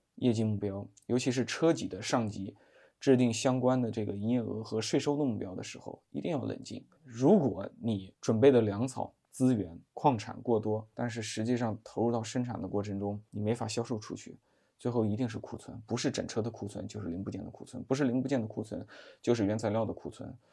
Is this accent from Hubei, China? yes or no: yes; hometown of Dongfeng, Hubei, China; 这个东风，这算是我家乡的这个大企业，从小到大我听到过的最多的企业名称就是东风，我对东风是很有感情的